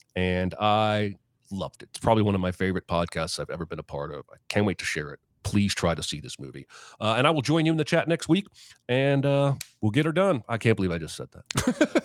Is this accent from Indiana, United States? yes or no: yes; Indiana, United States; also born or lived in Baltimore, Maryland; we moved to Indiana